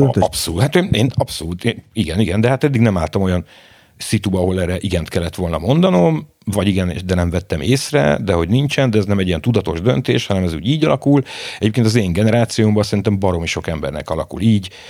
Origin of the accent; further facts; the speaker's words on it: Budapest, Hungary; a belvárosban a nagymamámék lakásában születtem bele, a Falkmikse utcába, én egy iszonyatos durva lokálpatrióta vagyok, én 18 es koromig nem nagyon hagytam el, nem nagyon a város, de még az ötödik kerületet se